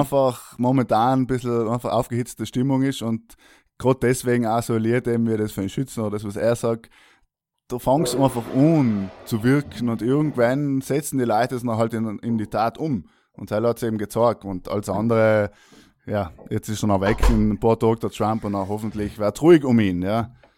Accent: South Tyrol, Trentino-Alto Adige, Italy; als Südtiroler lernt man auch so die klassischen Kartenspiele

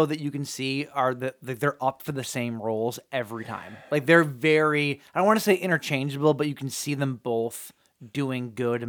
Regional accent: Michigan, United States; I'm from Michigan.

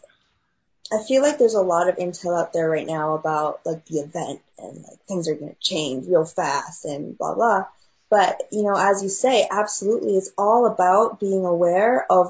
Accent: China; moved away; I grew up in China

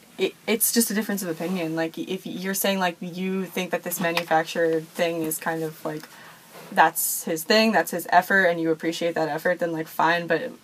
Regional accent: Philadelphia, Pennsylvania, United States; I am from Philadelphia

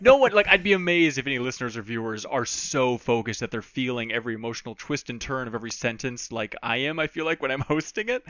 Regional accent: Minnesota, United States; I grew up in Minnesota

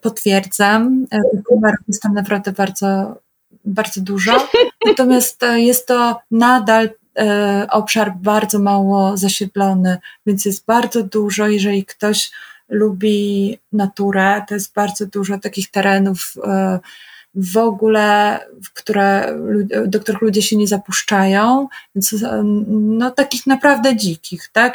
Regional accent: Poland; ja jestem z Polski

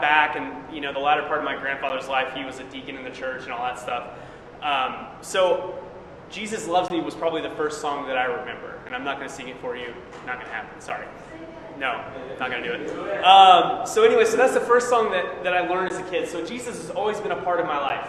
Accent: Springfield, Missouri, United States; moved away as an adult; I was born in Springfield, Missouri

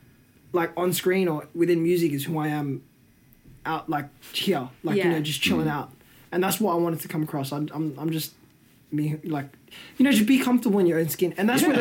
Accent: Melbourne, Victoria, Australia; that definitely comes from my Aussie side, because I'm Australian at the end of the day. You know? I was born and raised here. Yeah, obviously, my nationality's Filo, but if you ask me, like, to label what I am, I'm Australian.

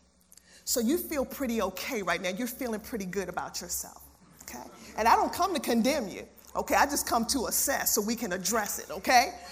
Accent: Baltimore, Maryland, United States; I'm from Baltimore City

